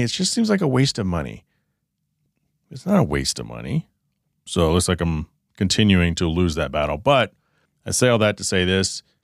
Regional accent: Texas, United States; now in southwest United States; I grew up in Texas

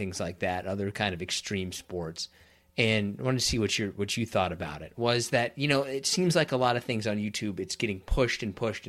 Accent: Kansas, United States; I'm from Kansas

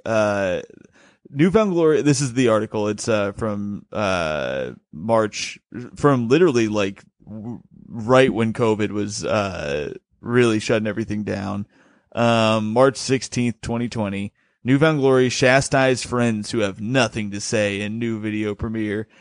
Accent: Bloomington, United States; now in New York, United States; the reason I grew up in Bloomington is because she was transferred to Bloomington as a manager at Red Lobster

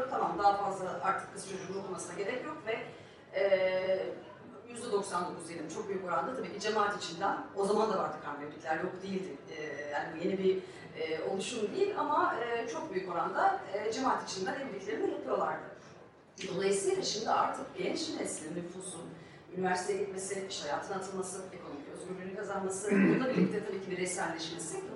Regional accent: Büyükada, Istanbul, Turkey; E, ben Büyükada'da büyüdüm.

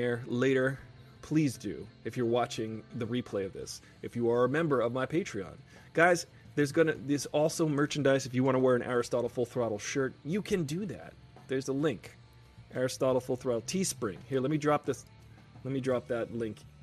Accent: United States; I'm American.

